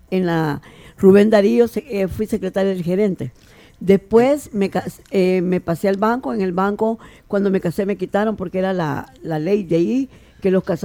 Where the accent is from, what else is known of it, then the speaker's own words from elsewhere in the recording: Antiguo Cuscatlán, La Libertad, El Salvador; also born or lived in Suchitoto; yo soy de Antiguo Cuscatlán. Nací en Antiguo Cuscatlán. Mi familia es de Antiguo Cuscatlán todos